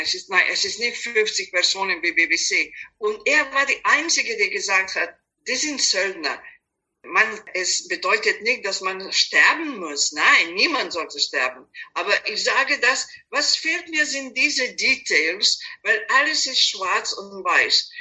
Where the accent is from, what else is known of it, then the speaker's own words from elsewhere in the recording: Belgrade, Serbia; German is a second language; moved away as an adult; also born or lived in United States / Mexico; now in Vienna, Austria; Ich bin ursprünglich aus Belgrad, Serbien, aber als ich geboren war, es war Jugoslawien